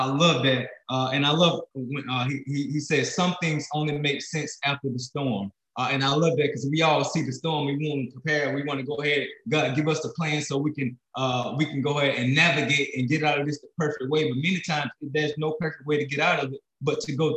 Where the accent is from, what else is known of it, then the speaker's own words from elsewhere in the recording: Alabama, United States; moved away as an adult; also born or lived in South Dakota; now in Florida, United States; I'm a kid from Alabama, grew up in Alabama, found my way in South Dakota where I met my wife. And then we're living in Florida